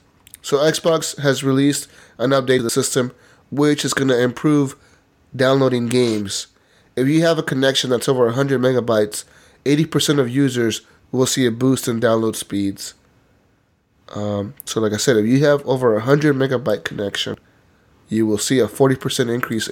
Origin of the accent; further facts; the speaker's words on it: Canada; I'm Canadian, I fire nobody, eh?